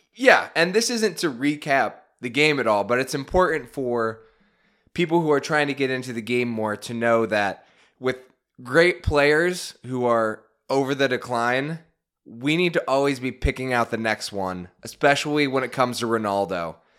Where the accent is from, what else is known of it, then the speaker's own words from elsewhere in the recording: United States; me as an American that works in finance